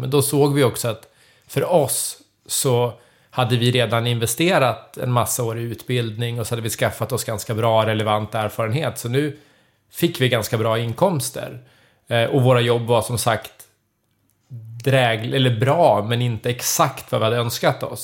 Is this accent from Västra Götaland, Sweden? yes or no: no; Södertälje, Stockholm County, Sweden; moved away as an adult; now in Leksand, Sweden; jag är född och uppvuxen i Södertälje så jag har ju flyttat till Leksand